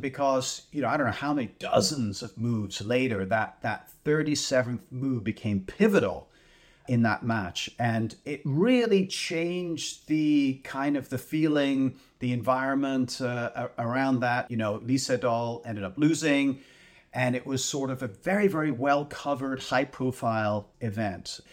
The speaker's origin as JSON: {"language": "English", "country": "Canada", "said": "as a Canadian"}